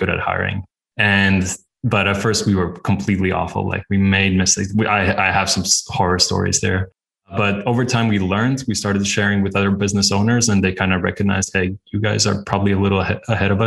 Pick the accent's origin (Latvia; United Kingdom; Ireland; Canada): Latvia; now in Budapest, Hungary; I'm based in Budapest, Hungary, but originally I'm from Latvia